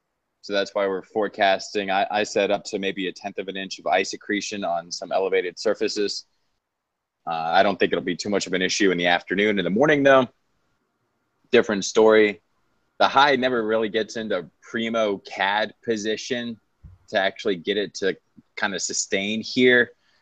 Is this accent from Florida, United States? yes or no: yes; Florida, United States; moved away; I grew up in Florida